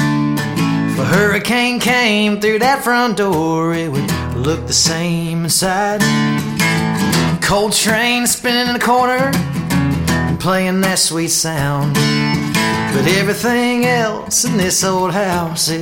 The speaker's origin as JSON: {"language": "English", "region": "Michigan", "country": "United States", "moved": "as an adult", "lives_now": "Nashville, United States", "said": "I'm from Michigan. I moved to Nashville about 2 years ago"}